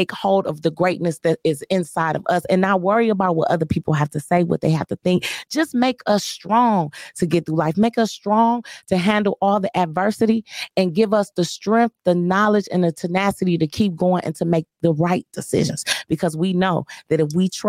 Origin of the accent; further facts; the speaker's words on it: Joy Road, Michigan, United States; I'm from Joy Road